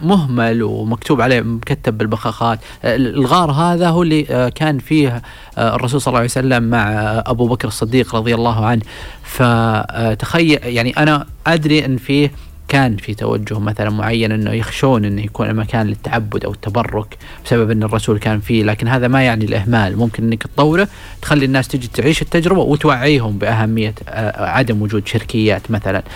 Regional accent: Saudi Arabia; إحنا كسعوديين

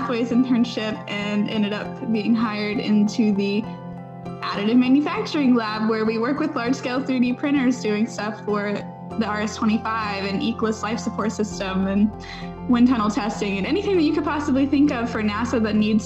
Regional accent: Ashland, Kentucky, United States; moved away as an adult; now in Huntsville, United States; I'm from Ashland, Kentucky. Really tiny town in like the northeastern part of Kentucky.

